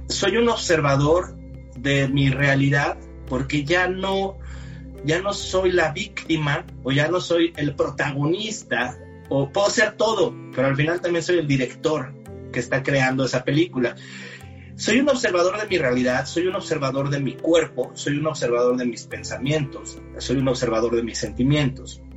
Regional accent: Mexico; Soy mexicano, 45 años de edad

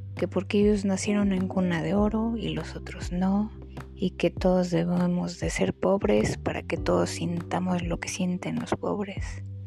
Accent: Mexico; Todos somos mexicanos. Pero somos mexicanos

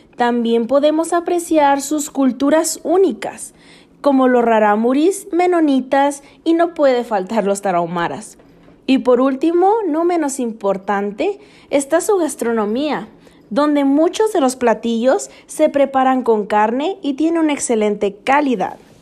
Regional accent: Chihuahua, Mexico; now in United States; Nací en Chihuahua, Chihuahua, México pero actualmente estoy viviendo en Estados Unidos

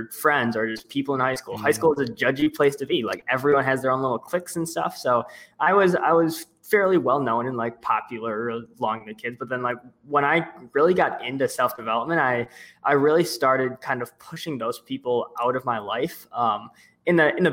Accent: Milwaukee, Wisconsin, United States; I'm from Milwaukee, Wisconsin in the States.

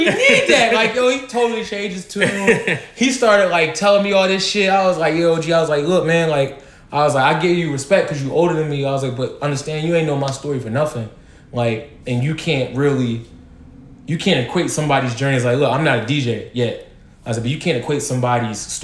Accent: Philadelphia, Pennsylvania, United States; moved away; I'm from Philly

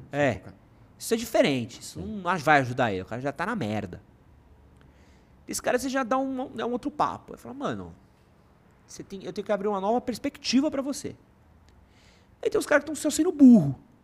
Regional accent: São Paulo, Brazil; also born or lived in United Kingdom; eu sou da Moca, que é um bairro, que era um bairro muito pequeno

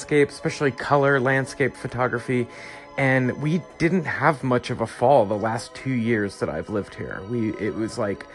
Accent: East Coast, United States; moved away as an adult; also born or lived in the South (US); I am from the East Coast. It's usually like 15 degrees there in January.

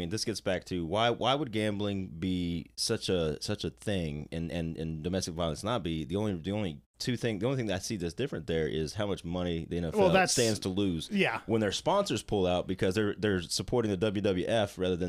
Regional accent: Oklahoma, United States; I was a little evangelical Christian boy growing up in Oklahoma

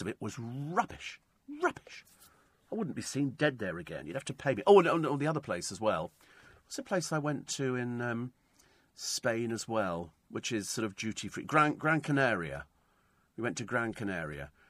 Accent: England, United Kingdom; we come from England

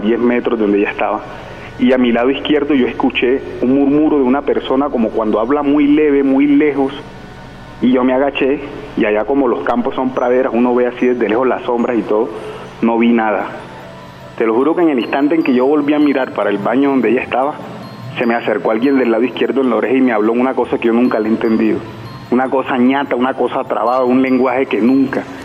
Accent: Ciénaga de Oro, Córdoba, Colombia; moved away as an adult; also born or lived in Montería; now in Bogotá, Colombia; Nos fuimos de Montería para un municipio que se llama Ciénaga de Oro, Córdoba, que yo soy oriundo de allá.

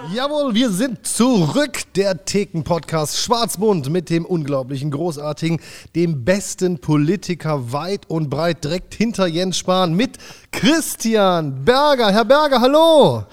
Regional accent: Germany; du bist ja Deutscher, ich bin Deutscher

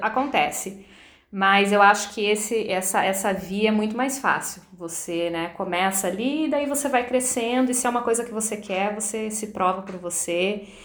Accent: Curitiba, Paraná, Brazil; moved away as an adult; now in New York, United States; eu nasci em Curitiba

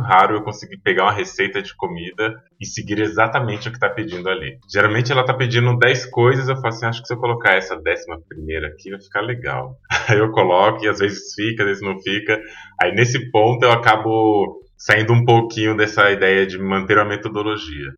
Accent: São Paulo, Brazil; also born or lived in Feira de Santana, Bahia; Eu nasci em Feira de Santana, na Bahia. Vim de lá da Bahia com um ano de idade, o Rodrigo um pouquinho mais velho, que é meu irmão, e fui criado praticamente a vida inteira aqui em São Paulo

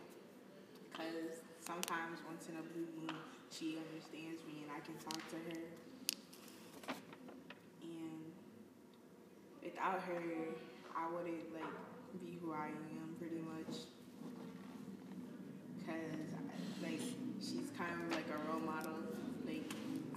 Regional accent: Providence, Rhode Island, United States; I was born in Providence

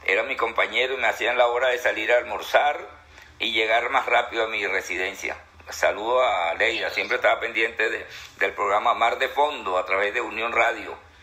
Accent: Venezuela; mi país

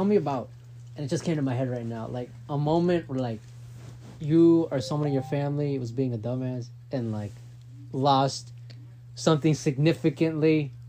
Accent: Florida, United States; My grandparents, I come from Florida. My grandparents lived in Florida.

